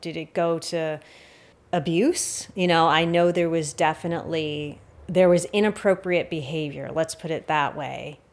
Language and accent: English; United States; as an American or someone living in the West